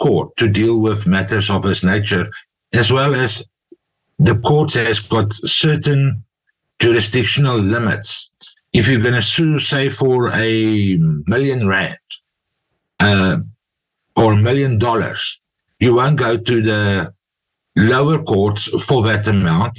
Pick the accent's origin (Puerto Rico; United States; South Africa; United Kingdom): South Africa; We as South African lawyers